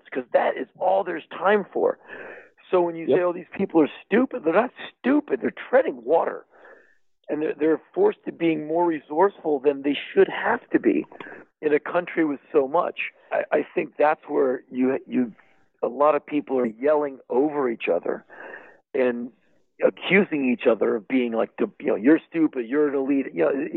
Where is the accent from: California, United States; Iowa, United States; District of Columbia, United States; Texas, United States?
District of Columbia, United States; Washington; I come from Washington, D.C.